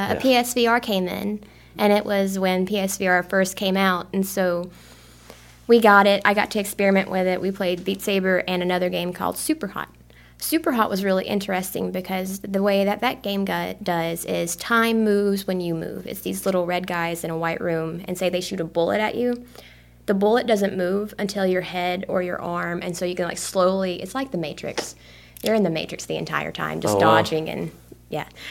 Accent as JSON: {"language": "English", "town": "Reform", "region": "Alabama", "country": "United States", "tie": "born or raised there", "moved": "as an adult", "lives_now": "Columbus, United States", "said": "I grew up in Reform, Alabama, raised on a farm pretty much."}